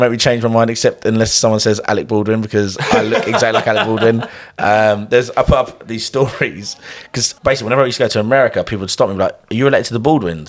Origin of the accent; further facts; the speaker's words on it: London, United Kingdom; I grew up in London